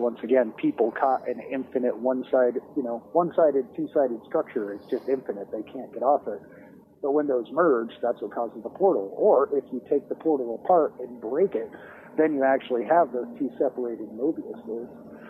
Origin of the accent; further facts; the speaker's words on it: Oak Ridge, Tennessee, United States; I grew up in Oak Ridge because my dad was a nuclear weapons designer.